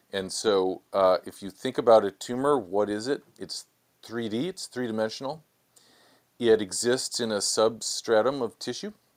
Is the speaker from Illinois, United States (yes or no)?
yes; Chicago, Illinois, United States; moved away as an adult; also born or lived in San Diego, California / Los Angeles, California; now in Washington, D.C., United States; born and raised in Chicago